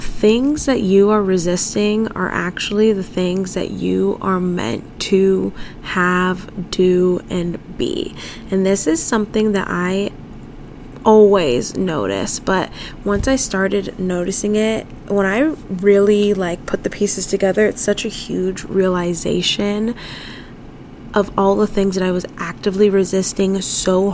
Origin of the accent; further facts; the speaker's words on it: San Diego, California, United States; moved away as an adult; also born or lived in upstate New York / Spain; I was born and raised in San Diego